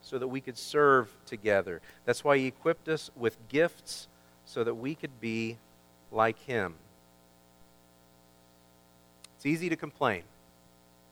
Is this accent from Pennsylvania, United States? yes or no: no; Kansas, United States; I grew up in Kansas